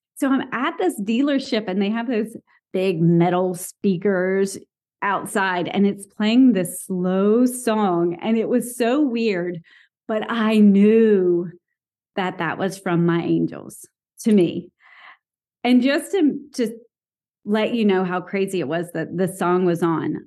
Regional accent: the South, United States; I grew up in the South.

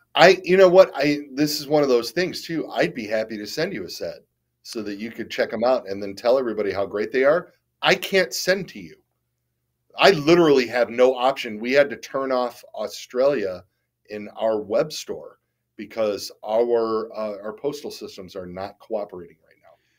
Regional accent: Detroit, Michigan, United States; moved away as an adult; now in Toledo, United States; I grew up in Detroit

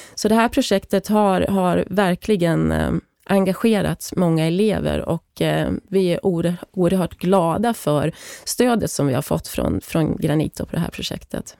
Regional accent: Hälsingland, Gävleborg County, Sweden; moved away as an adult; now in South Africa; Jag är född och uppvuxen i Hälsingland

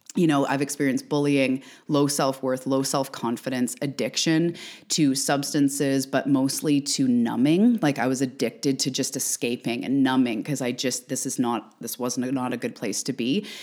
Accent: Canada; also born or lived in Vancouver Island, British Columbia; I'm also a Canadian. I'm an island girl living on the west coast of Canada on Vancouver Island

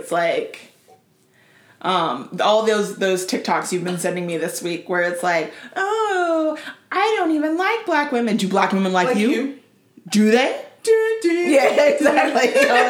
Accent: Tennessee, United States; moved away; also born or lived in Florida; I grew up in Tennessee.

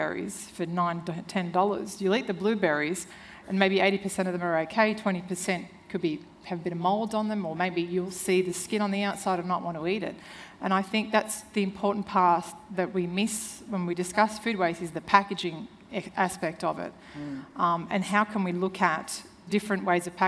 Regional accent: Serbia; moved away; I'm originally from Serbia, and when I was 8, I remember my mother killing a chicken

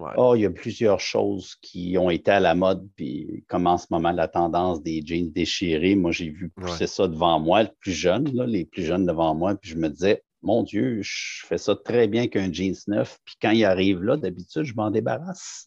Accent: Laval, Quebec, Canada; moved away as an adult; now in Outaouais, Canada; je viens de la région de Montréal. Plus précisément, je suis né à Laval

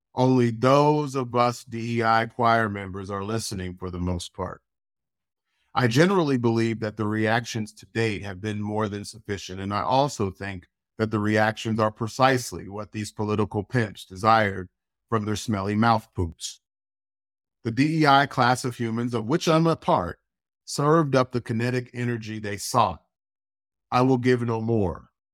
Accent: United States; I have many criticisms of my country of birth, and I could not deny the privileges that being American had provided for me

